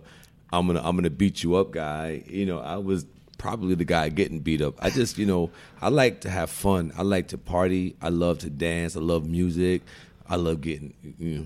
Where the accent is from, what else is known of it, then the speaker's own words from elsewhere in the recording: New York City, New York, United States; I'm born and raised in Brooklyn